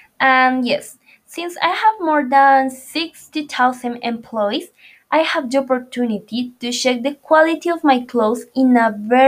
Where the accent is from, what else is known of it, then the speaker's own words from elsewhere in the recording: Medellín, Antioquia, Colombia; moved away as an adult; also born or lived in Bogotá; I was born in Medellin and my first years I lived in Manrique neighborhood. And then I moved to the Robledo neighborhood, where I spent a lot of years of my childhood.